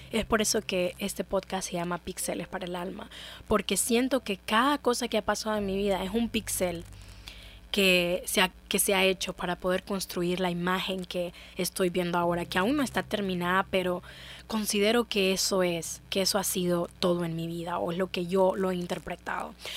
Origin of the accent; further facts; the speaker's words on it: Honduras; me voy a quedar en Honduras voy a quedarme en mi país